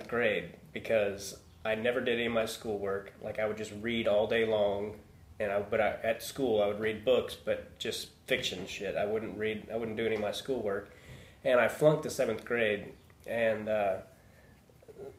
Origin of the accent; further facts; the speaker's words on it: Overland Park, Lenexa, Shawnee, Kansas, United States; now in Los Angeles, United States; I grew up in Overland Park or Lenexa, Shawnee.